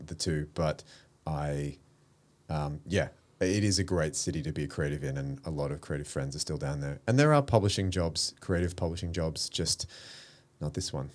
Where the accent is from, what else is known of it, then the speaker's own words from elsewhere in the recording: Melbourne, Victoria, Australia; moved away as an adult; now in Sydney, Australia; I grew up in Melbourne. So, I spent all of my childhood down there. I didn't move to Sydney till I was, till two thousand